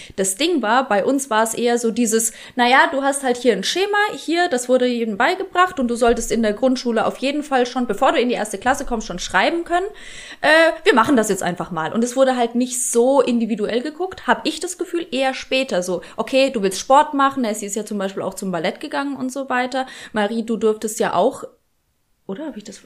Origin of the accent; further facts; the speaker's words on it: Bad Kissingen, Bavaria, Germany; ich bin äh, am Rande von Bad Kissingen groß geworden